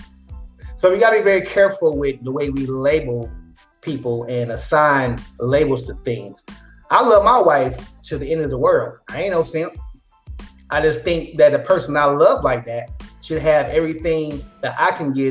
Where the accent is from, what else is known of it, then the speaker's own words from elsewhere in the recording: Dallas, Texas, United States; I come from Oak Cliff